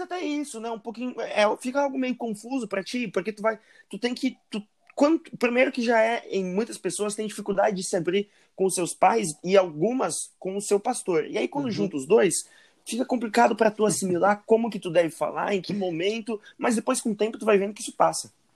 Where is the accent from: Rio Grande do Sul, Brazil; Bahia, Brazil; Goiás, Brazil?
Rio Grande do Sul, Brazil; Porto Alegre; Eu sou aqui de Porto Alegre